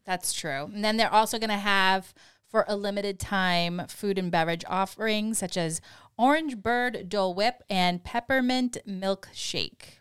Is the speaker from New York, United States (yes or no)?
no; Boston, Massachusetts, United States; accent: Boston; my Boston accent